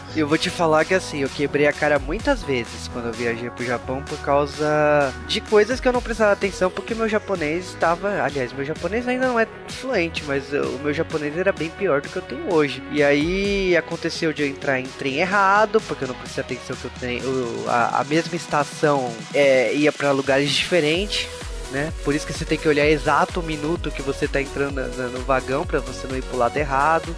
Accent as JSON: {"language": "Portuguese", "country": "Brazil", "said": "a gente é brasileiro"}